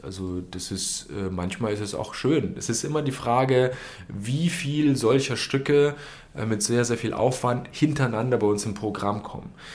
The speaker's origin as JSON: {"language": "German", "region": "Berlin", "country": "Germany", "moved": "as an adult", "lives_now": "Dresden, Germany", "said": "ich komme aus Berlin"}